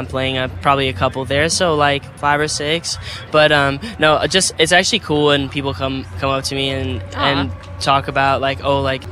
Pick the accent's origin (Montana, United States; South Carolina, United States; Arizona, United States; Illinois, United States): Arizona, United States; I'm from Arizona